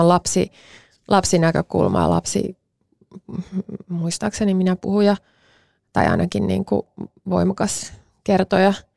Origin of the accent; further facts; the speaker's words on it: Mäntsälä, Uusimaa, Finland; mä kasvoin Mäntsälässä